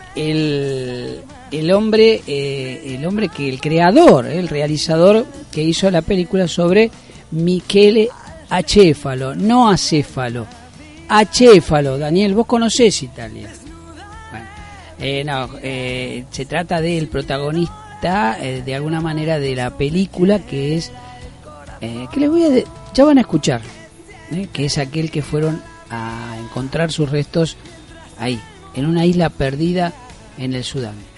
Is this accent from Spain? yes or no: no; Argentina; como argentinos nos da orgullo